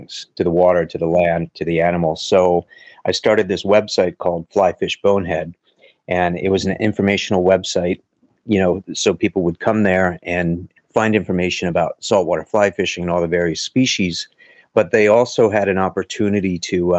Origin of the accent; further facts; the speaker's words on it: Pennsylvania, United States; also born or lived in New Jersey; now in Miami Beach, United States; I'm originally from Pennsylvania, now living in Southeast Florida, in Miami Beach